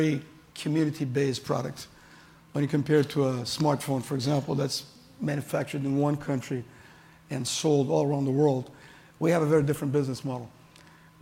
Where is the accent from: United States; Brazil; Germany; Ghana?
Brazil; I'm from Brazil. I'm Brazilian